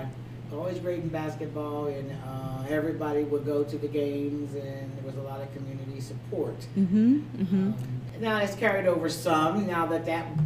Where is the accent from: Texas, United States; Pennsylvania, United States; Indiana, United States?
Pennsylvania, United States; Harrisburg; I was born and raised in Uptown Harrisburg.